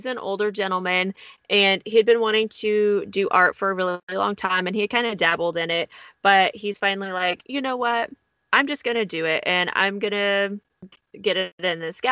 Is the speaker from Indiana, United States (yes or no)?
no; Texas, United States; Texas, my home state